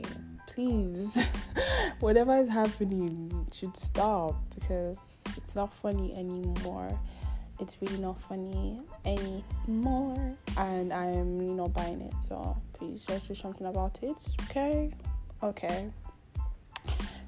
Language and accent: English; Nigeria; I'm obviously Nigerian, so you can imagine the struggle of living in Nigeria